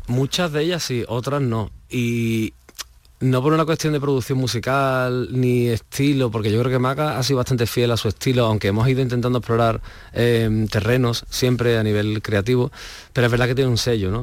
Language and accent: Spanish; Alcalá de Guadaíra, Andalusia, Spain; yo soy de Alcalá, de un pueblo de aquí, bueno, de Alcalá de Guadalajara